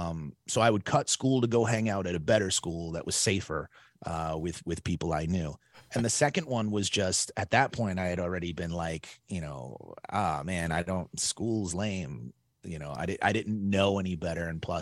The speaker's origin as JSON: {"language": "English", "town": "Brooklyn", "region": "New York", "country": "United States", "tie": "born or raised there", "also_born_or_lived": "Staten Island", "said": "I was born and raised in Brooklyn, New York. So I went to Lafayette High School first, but I didn't really go, to be honest."}